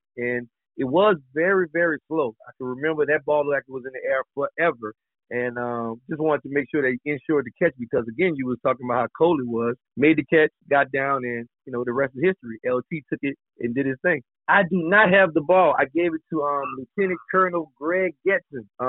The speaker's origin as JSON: {"language": "English", "region": "Louisiana", "country": "United States", "said": "I'm a Southern boy, so I'm from Louisiana"}